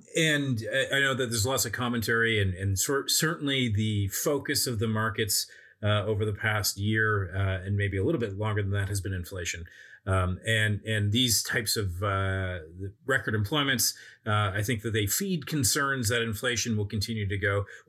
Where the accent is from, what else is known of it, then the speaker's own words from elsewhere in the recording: Canada; I'm a Canadian investor.